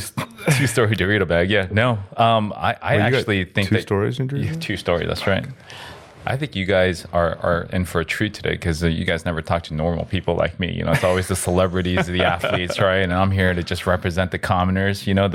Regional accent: United States; Yes, I'm Korean. Yep, I'm Korean American. Actually, I was born in South America, so I'm Korean Latino.

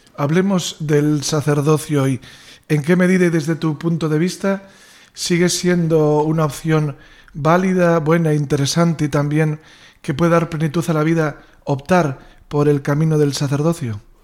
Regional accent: Salceda de Caselas, Galicia, Spain; paisano, porque ambos somos de Salceda

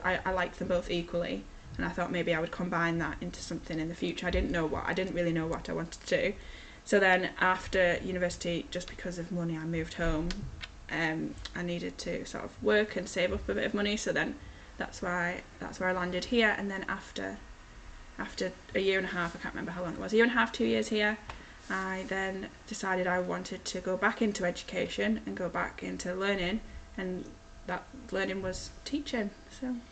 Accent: Ulverston, North West England, United Kingdom; also born or lived in Chester; I am from Ulverston, so I went to primary school, I went to St Mary's in Ulverston, and then I went to Ulverston Victoria High School

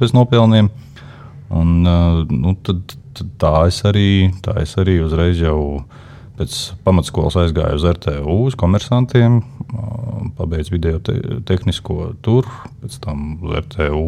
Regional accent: Liepāja, Kurzeme, Latvia; Es esmu no Liepājas. Liepājā piedzimu kā piektais bērns savā ģimenē

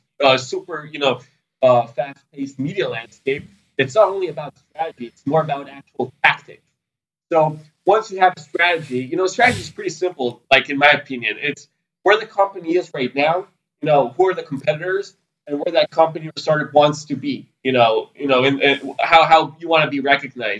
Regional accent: Sunnyvale, California, United States; now in Israel; I was born here in Israel, grew up in California, in Sunnyvale

